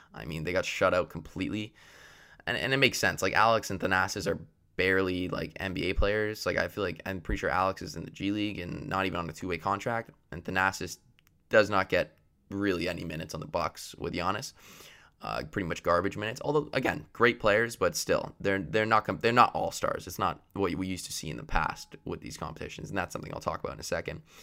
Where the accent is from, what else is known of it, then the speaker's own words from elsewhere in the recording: Canada; I am Canadian